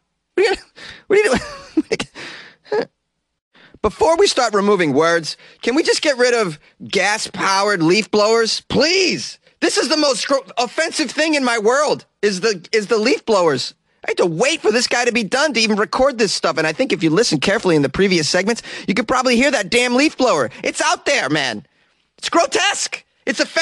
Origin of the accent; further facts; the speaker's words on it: Boston, Massachusetts, United States; I am a Bostonian.